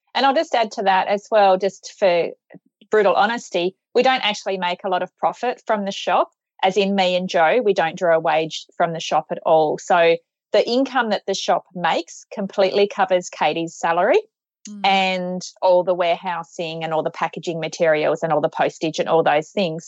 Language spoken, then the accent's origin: English; Australia; we're from Australia